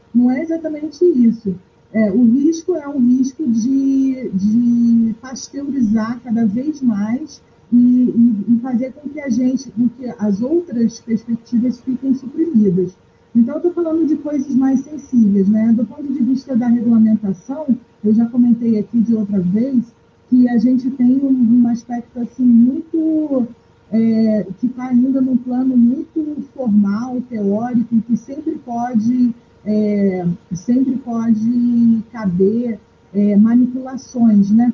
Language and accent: Portuguese; Amazon, Brazil; eu sou da Amazônia